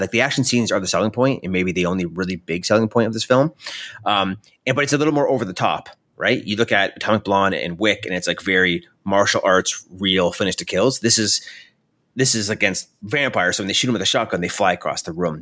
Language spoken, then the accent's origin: English; Canada; I'm Canadian